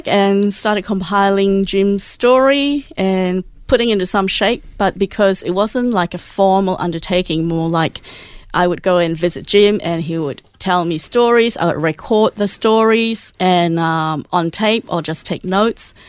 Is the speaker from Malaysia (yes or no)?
yes; Malaysia; moved away as an adult; now in Melbourne, Australia; when I was growing up in Malaysia, my favorite subject was essay